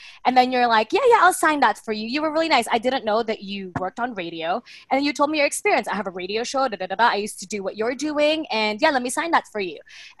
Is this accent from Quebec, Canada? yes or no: no; Toronto, Ontario, Canada; now in Philippines; I'm from Toronto.